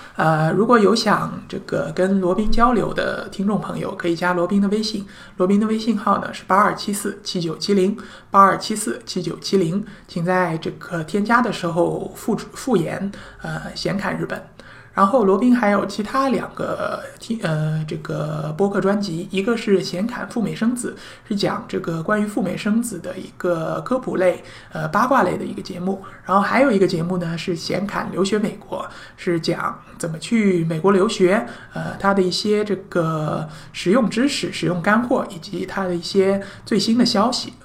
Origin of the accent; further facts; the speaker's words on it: China; 我们中国人